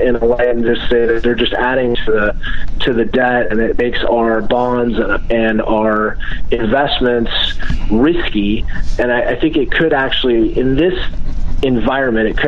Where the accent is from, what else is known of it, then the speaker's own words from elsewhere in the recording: United States; just an American